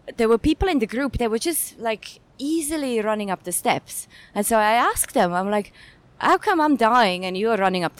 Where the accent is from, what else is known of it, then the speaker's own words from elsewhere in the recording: Zurich, Switzerland; moved away as an adult; now in Hong Kong; born and raised in Switzerland, where I actually didn't do much sports before I came to Hong Kong. I came to Hong Kong around 11 years ago